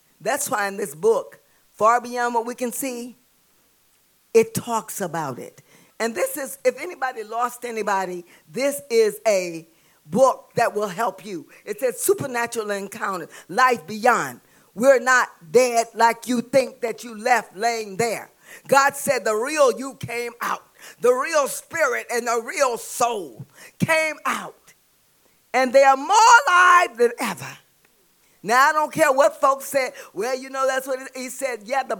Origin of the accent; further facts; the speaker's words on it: the South, United States; I'm from the South.